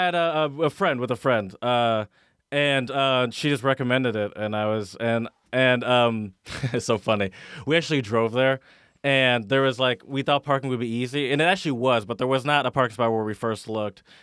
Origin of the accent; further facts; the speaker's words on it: Michigan, United States; growing up in Michigan